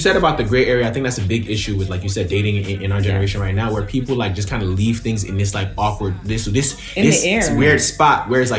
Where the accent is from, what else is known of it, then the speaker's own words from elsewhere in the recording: New York, United States; me and Kashi, we from Jersey, I'm from New York